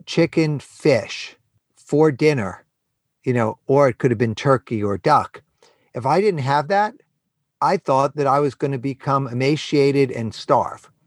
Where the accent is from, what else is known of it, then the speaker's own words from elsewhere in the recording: New York City, New York, United States; I was born and raised in New York City.